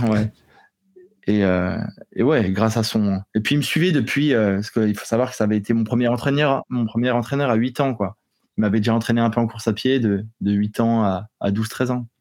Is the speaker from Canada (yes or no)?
no; eastern France, France; je suis originaire de, de l'est de la France